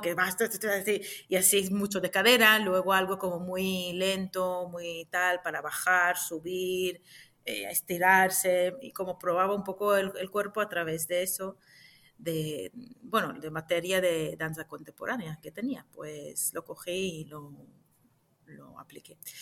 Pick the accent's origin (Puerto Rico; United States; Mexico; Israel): Israel; Jerusalem; moved away as an adult; now in Madrid, Spain; Nací en Jerusalén hace unos cuantos años